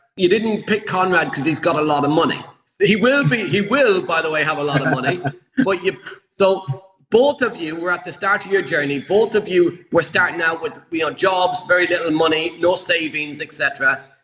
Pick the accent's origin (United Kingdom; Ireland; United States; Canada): Ireland; I'm Irish